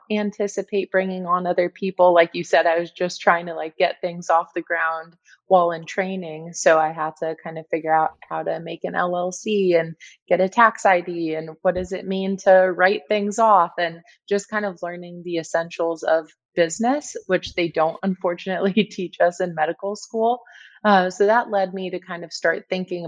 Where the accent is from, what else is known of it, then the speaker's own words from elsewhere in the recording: San Diego, California, United States; moved away as an adult; also born or lived in Cleveland, Ohio / Kansas City, Missouri; now in Arizona, United States; I grew up in San Diego